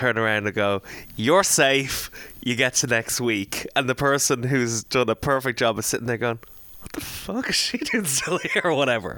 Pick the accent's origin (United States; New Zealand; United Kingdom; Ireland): Ireland; as Irish boys